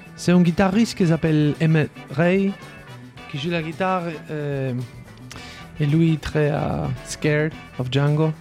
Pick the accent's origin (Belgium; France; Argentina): Argentina; French is a second language; je suis né à l'Argentine